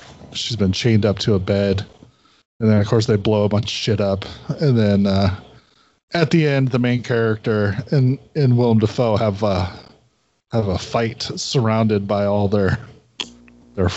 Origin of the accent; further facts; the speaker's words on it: United States; I'm American.